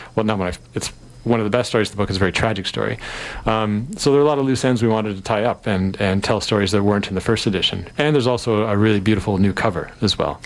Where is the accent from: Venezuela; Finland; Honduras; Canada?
Canada; Toronto, Ontario; I'm from Toronto.